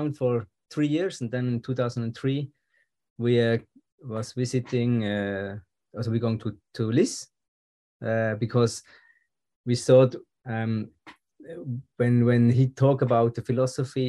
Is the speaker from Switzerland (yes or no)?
yes; Switzerland; English is a second language; here in Switzerland, we have also the French television